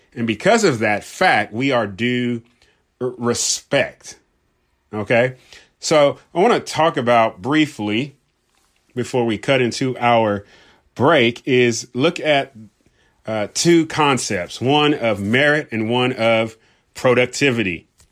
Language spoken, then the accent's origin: English; Southern California, United States; I grew up in Southern California.